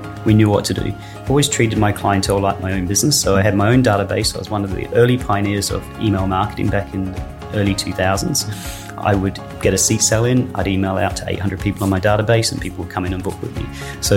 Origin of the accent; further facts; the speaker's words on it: Perth, Western Australia, Australia; moved away as an adult; now in Calgary, Canada; I grew up in Australia, in Western Australia, in Perth